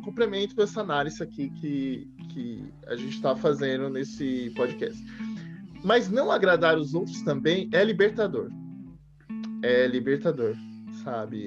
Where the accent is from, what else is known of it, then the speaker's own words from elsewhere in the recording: Brazil; a gente é brasileira